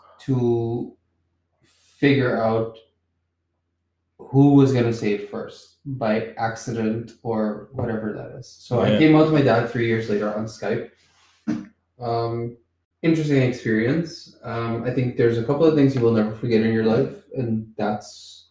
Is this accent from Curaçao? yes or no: yes; Curaçao; I'm from Curacao